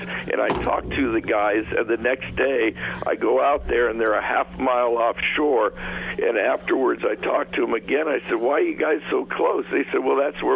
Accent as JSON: {"language": "English", "town": "Newport Beach", "region": "California", "country": "United States", "tie": "born or raised there", "moved": "yes", "said": "I grew up in Newport Beach in California"}